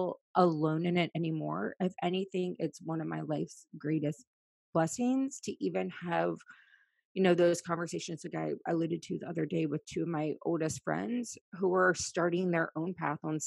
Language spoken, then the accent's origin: English; Virginia, United States; moved away as an adult; also born or lived in Washington, D.C. / San Diego; I grew up in Virginia